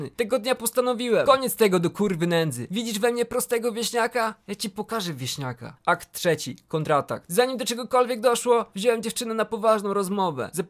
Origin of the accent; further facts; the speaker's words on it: Opole Voivodeship, Poland; Pochodzę z Opolskiego, ale chuj, widocznie miał wyjebane, jak opowiadałem.